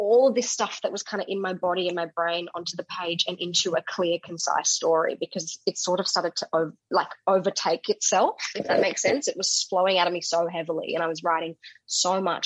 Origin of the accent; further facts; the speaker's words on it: Perth, Western Australia, Australia; moved away as an adult; also born or lived in South Africa; I'm a South African woman. I was born in SA. But I grew up in Perth and lived there until the age of 24.